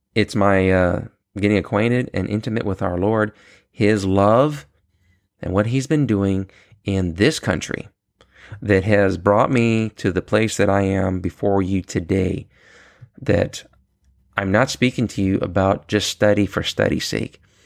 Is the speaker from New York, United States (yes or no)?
yes; New York City, New York, United States; I was born in Queens, New York